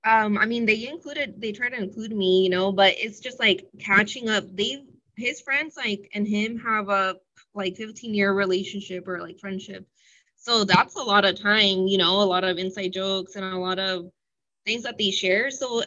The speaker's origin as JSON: {"language": "English", "town": "San Diego", "region": "California", "country": "United States", "tie": "born or raised there", "said": "I'm from San Diego, and I feel like when we go to the grocery store, people recognize him, and I'm like, what the heck? I've been living here my whole life."}